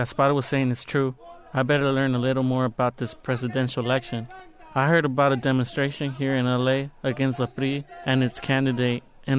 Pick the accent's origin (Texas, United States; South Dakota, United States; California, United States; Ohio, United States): California, United States; Los Angeles; also born or lived in Nayarit, Mexico; Since I was really little, I lived in Los Angeles, but my mom and dad are Mexicans. I wasn't born here. We came from Nayarit. My parents brought me over when I was only 10 months old.